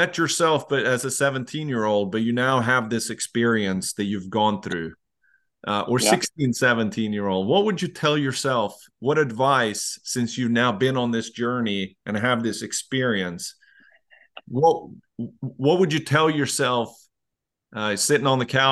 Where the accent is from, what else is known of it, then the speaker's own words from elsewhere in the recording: Leksand, Dalarna County, Sweden; I grew up in Leksand